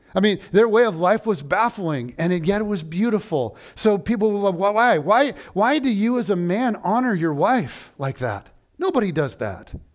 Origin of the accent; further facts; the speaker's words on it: United States; I am an American